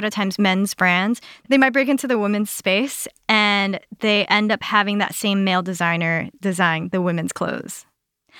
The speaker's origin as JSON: {"language": "English", "town": "New York City", "region": "New York", "country": "United States", "tie": "born or raised there", "said": "I'm born and raised in Queens, New York"}